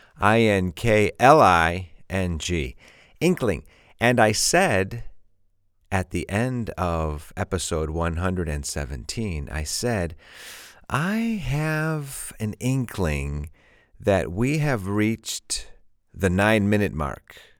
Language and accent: English; Chicago, Illinois, United States; I'm from Chicago